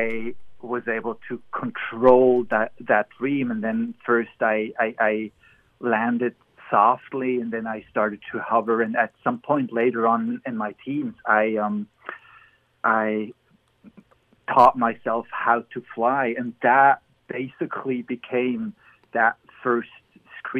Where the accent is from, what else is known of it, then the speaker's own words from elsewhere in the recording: Emmental, Bern, Switzerland; now in Los Angeles, United States; I grew up in the Emmental. That's a mountainous valley near the capital, Bern